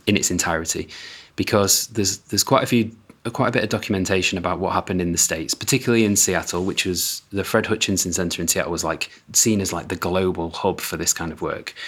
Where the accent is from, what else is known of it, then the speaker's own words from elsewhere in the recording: United Kingdom; as a Brit